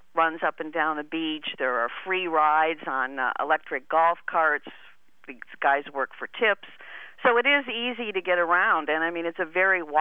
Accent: Madison, Wisconsin, United States; my hometown of Madison, Wisconsin

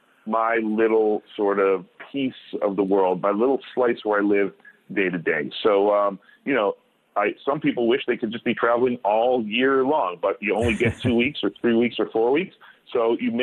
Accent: United States; I'm an American

